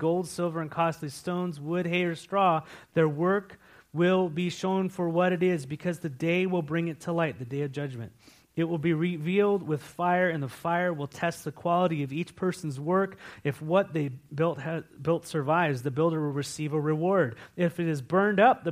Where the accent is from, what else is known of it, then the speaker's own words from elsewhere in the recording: California, United States; now in Walla Walla, United States; I come from California.